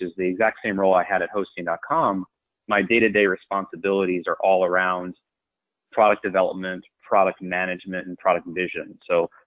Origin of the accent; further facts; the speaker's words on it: New York, United States; also born or lived in University of Delaware; I grew up in New York, just outside of New York City